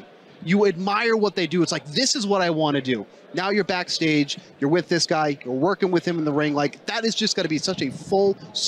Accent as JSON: {"language": "English", "town": "Boston", "region": "Massachusetts", "country": "United States", "said": "I'm from Boston."}